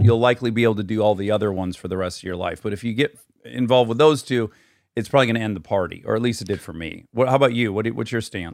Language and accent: English; Michigan, United States; born or raised there; moved away